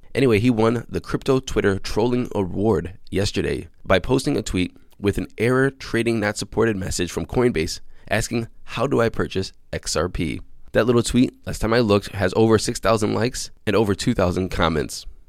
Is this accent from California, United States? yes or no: no; Cleveland, Ohio, United States; the Cleveland Browns are my hometown American football team